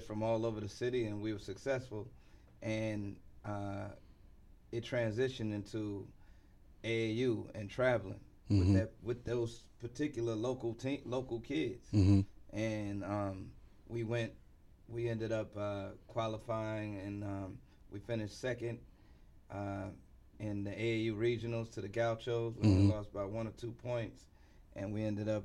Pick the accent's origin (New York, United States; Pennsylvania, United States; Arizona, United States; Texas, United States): New York, United States; New York City; also born or lived in Illinois / Chicago / Manhattan; I was in Brooklyn first, uh-huh. then Manhattan, then from probably 11 years old all the way up to Brooklyn